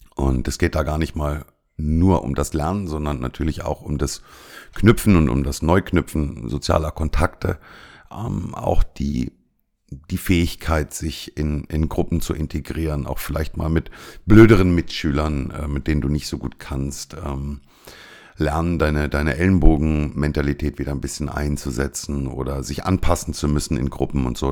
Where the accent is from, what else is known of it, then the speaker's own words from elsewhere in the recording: Germany; moved away as an adult; now in Cyprus; bei uns in Deutschland